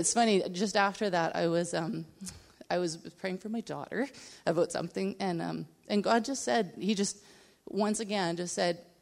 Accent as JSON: {"language": "English", "region": "Nova Scotia", "country": "Canada", "tie": "born or raised there", "said": "I grew up in Nova Scotia"}